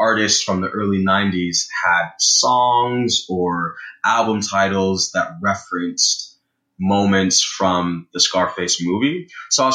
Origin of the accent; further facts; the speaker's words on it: Brampton, Ontario, Canada; growing up in Brampton